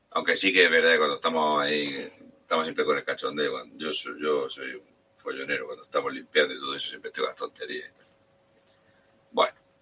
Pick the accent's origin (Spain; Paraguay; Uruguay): Spain; nuestra España